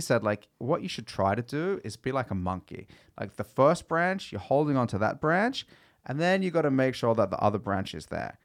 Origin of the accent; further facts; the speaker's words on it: Australia; moved away; I grew up in Australia